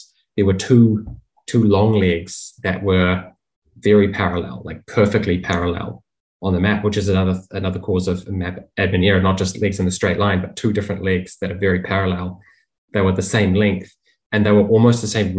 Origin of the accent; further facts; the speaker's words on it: New Zealand; as a New Zealander